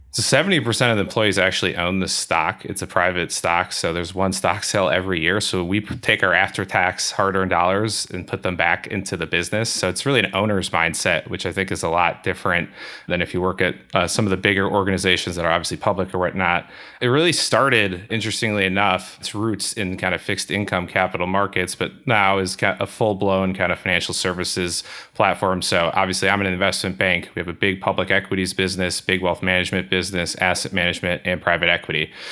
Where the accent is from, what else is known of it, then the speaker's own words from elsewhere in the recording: Milwaukee, Wisconsin, United States; so both my wife and I grew up in Milwaukee